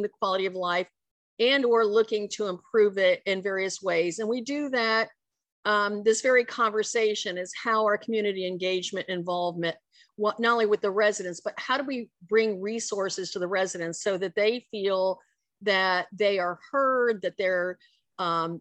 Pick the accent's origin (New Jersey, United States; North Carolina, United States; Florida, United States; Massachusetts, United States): Florida, United States; Dade County, South; I grew up here in South Florida in what was Dade County.